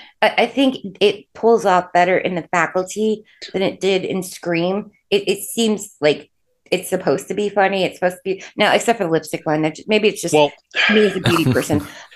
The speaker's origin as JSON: {"language": "English", "region": "Midwest", "country": "United States", "said": "I'm from the Midwest. Like, fuck this. It doesn't look like this."}